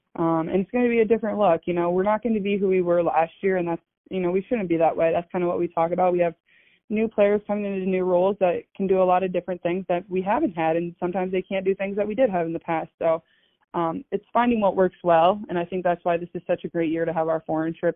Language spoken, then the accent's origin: English; Des Moines, Iowa, United States; I grew up in Des Moines